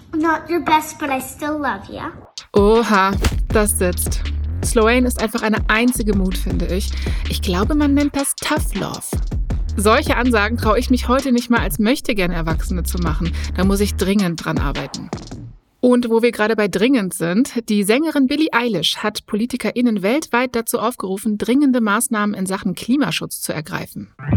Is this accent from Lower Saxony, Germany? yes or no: no; Berlin, Germany; als gebürtige Berlinerin